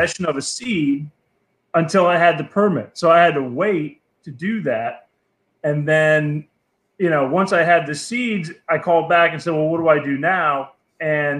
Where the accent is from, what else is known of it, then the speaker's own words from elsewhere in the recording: Connecticut, United States; moved away; I'm from New England originally. So I grew up with the plant. You know, yeah. I mean, it was decriminalized in my home state of Connecticut